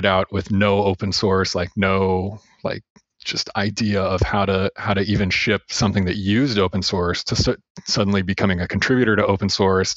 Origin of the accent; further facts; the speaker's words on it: Champaign, Illinois, United States; I kept getting new jobs in my hometown, and eventually one of the companies that I worked for, like that was like a 5-person company in this cornfield in Champaign, Illinois